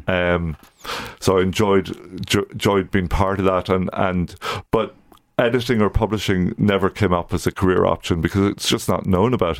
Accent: County Louth, Leinster, Ireland; moved away; also born or lived in Coleraine, Northern Ireland; I'm from County Louth originally

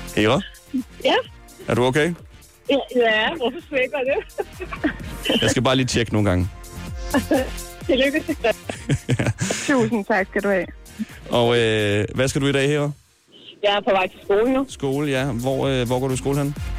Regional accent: Smørum, Capital Region of Denmark, Denmark; fordi jeg er fra Smørum, lige ved siden af.

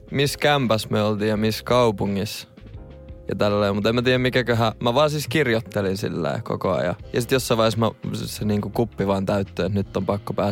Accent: Kaarina, Southwest Finland, Finland; also born or lived in Turku; now in Helsinki, Finland; tai tyksiin syntynyt, mutta siellä mä oon kasvanut siellä Littoisissa.

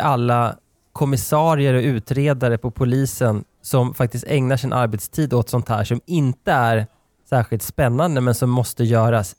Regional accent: Nor, Sweden; min barndom i, i Nor

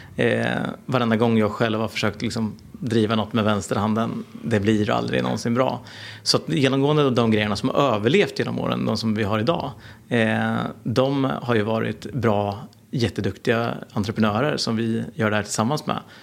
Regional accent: Norrköping, Östergötland, Sweden; jag är en entreprenör från Norrköping.

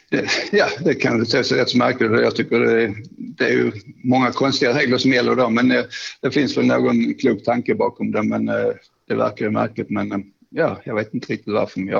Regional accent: Skåne, Sweden; Jag kom upp där ner från Skåne och den omgivningen där, naturskönt och sen en massa goa klasskamrater.

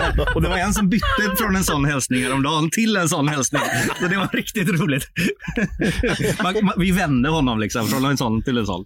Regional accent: Sweden; vi är svenskar

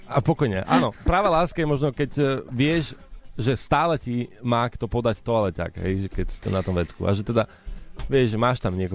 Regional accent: eastern Slovakia, Slovakia; Som z východu, ale sama som sa zarazila, čo to je.

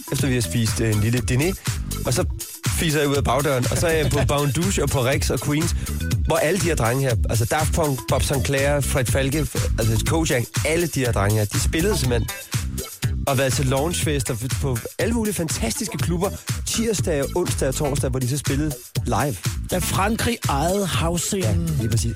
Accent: Hårby, Southern Denmark, Denmark; now in Copenhagen, Denmark; min opvækst i Hårby

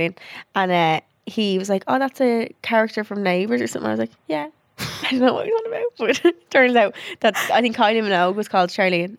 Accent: Dublin, Leinster, Ireland; where are you from? I was like, Dublin.

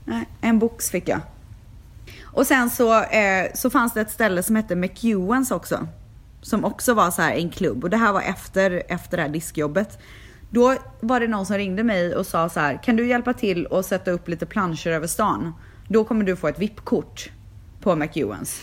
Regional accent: Sweden; moved away as an adult; now in Los Angeles, United States; jag är frisör, jag är från Sverige

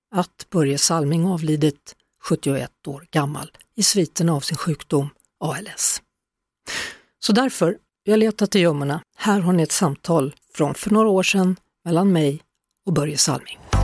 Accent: Skövde, Västra Götaland, Sweden; moved away as an adult; also born or lived in Toronto

